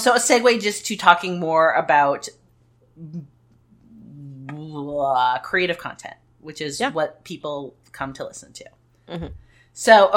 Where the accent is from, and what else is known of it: United States